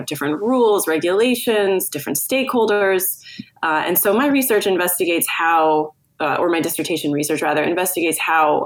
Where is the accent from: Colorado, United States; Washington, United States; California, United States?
California, United States; moved away as an adult; also born or lived in Netherlands; now in Amsterdam, Netherlands; I am American, born and raised in California for the most part, but I've been based in the Netherlands since about 2010